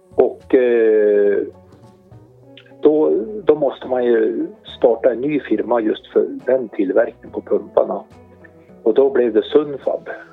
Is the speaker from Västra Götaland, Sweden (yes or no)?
no; Hälsingland, Gävleborg County, Sweden; also born or lived in Arbro / Hudiksvall; Vi är ju hälsingar